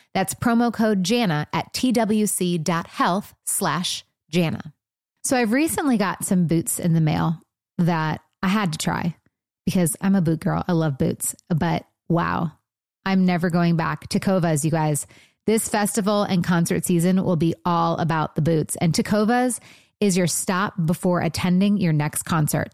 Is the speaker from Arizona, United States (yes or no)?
no; Michigan, United States; moved away as an adult; also born or lived in Los Angeles; now in Nashville, United States; I was from Michigan when I moved